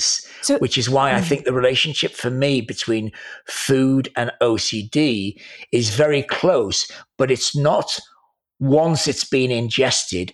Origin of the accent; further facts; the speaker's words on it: Wales, United Kingdom; I am a Welshman